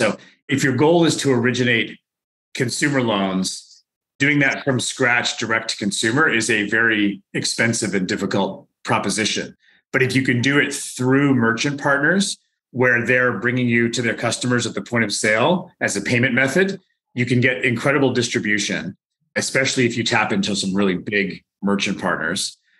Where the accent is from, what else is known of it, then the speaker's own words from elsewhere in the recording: Victoria, British Columbia, Canada; also born or lived in United States / United Kingdom; No, I'm from Victoria originally.